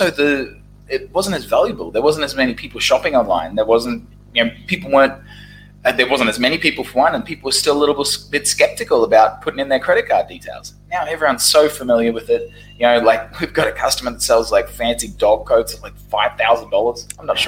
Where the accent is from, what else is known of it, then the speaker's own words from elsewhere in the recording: Brisbane, Queensland, Australia; moved away as an adult; also born or lived in Saigon, Vietnam; now in Ho Chi Minh City, Vietnam; Brisbane, Australia, my hometown